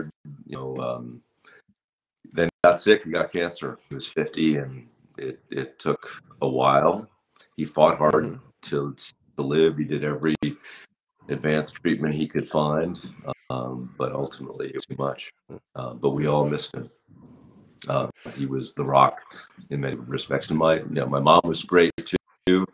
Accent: Princeton, New Jersey, United States; I was born and raised in New Jersey, actually Princeton, New Jersey.

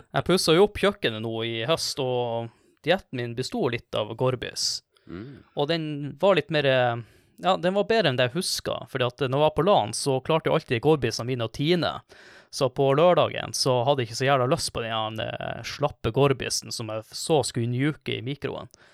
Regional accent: Kvaløya, Troms, Norway; Jeg er fra Kvaløya

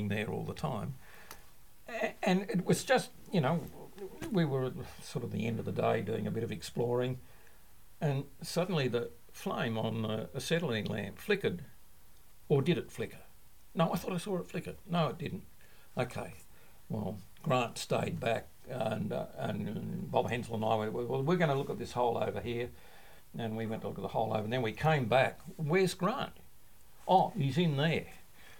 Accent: Leura, New South Wales, Australia; moved away as an adult; now in South Australia, Australia; I grew up in the Blue Mountains west of Sydney, and a beautiful place, a little town called Lura

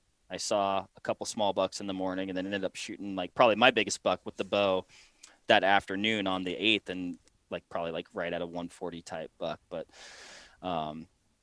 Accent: Washington, United States; moved away as an adult; also born or lived in Sidney, Nebraska; Finished up school in Washington State, so that's my home state.

